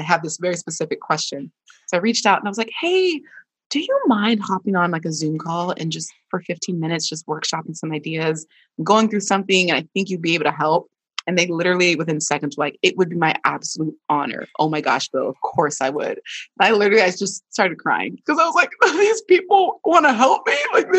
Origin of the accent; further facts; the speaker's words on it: Nigeria; this is a little bit of like Nigerian trauma, because if you ask for help as a Nigerian, you know, kid, that was a sign of weakness.